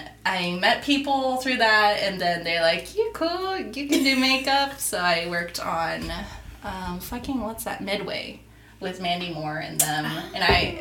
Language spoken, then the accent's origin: English; Japan; moved away as an adult; also born or lived in United States; now in Florida, United States; I was born and raised in Japan